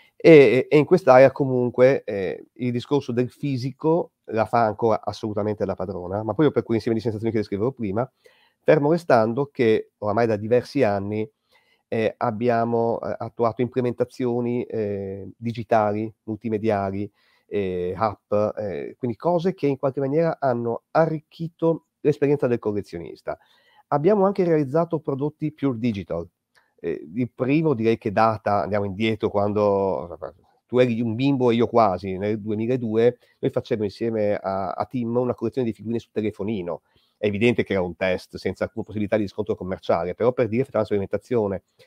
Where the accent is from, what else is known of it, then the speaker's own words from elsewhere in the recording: Bologna, Emilia-Romagna, Italy; io sono cresciuto a Bologna